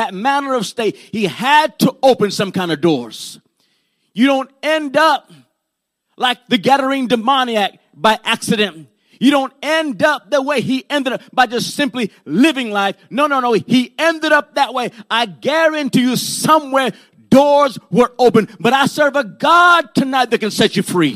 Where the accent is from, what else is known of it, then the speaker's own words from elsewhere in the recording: Puerto Rico; I was born in Puerto Rico, and my grandmother and them, they like to practice brujeria and santeria